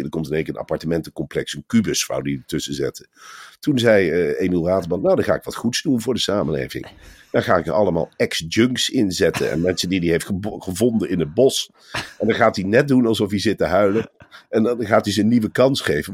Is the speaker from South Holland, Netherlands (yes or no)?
no; Arnhem, Gelderland, Netherlands; ik kom natuurlijk uit Arnhem.